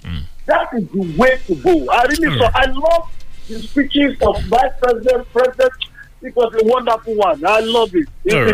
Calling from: Abeokuta, Ogun State, Nigeria; I'm calling from Abeokuta.

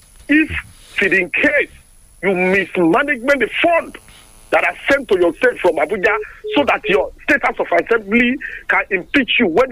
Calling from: South Africa; I'm speaking from South Africa.

